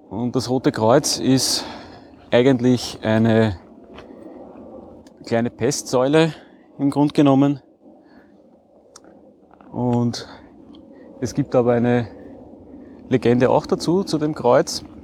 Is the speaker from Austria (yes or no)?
yes; Breitenfurt, Lower Austria, Austria; Und zwar mache ich heute eine 19 Kilometer lange Wanderung rund um meinen Heimatort Breitenfurt bei Wien.